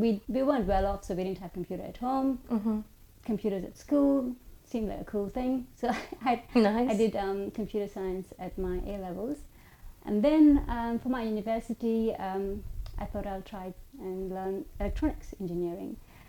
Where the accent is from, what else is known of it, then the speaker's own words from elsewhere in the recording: Oman; also born or lived in India; So I was born in India. I grew up in Oman, so I moved there when I was 5 years old.